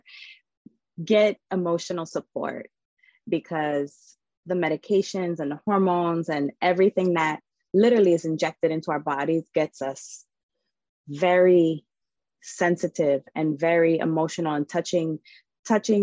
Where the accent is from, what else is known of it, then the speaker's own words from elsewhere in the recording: Boston, Massachusetts, United States; moved away; also born or lived in Arizona; born and raised in Boston, my mother's Italian and my father's Dominican